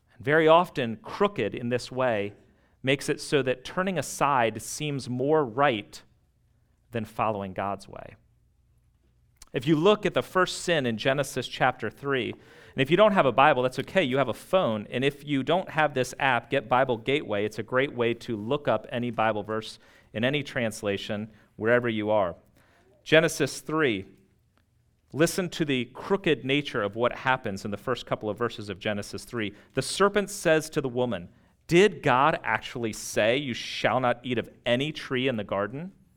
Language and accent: English; United States; living this close to D C